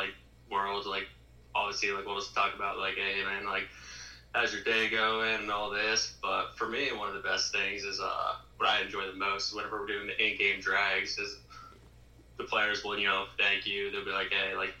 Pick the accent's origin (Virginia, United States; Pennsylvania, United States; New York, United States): Pennsylvania, United States; Erie; moved away as an adult; now in Lynchburg, United States; growing up in Erie where, I mean, you can have snow from October all the way up until March